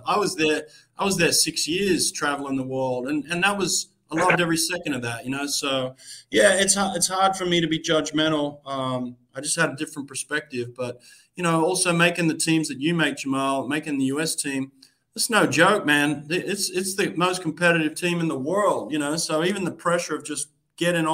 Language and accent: English; Australia; moved away as an adult; also born or lived in United States; now in Boston, United States